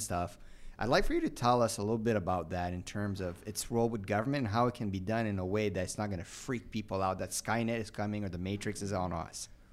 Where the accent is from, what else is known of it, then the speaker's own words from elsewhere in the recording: Canada; as a Canadian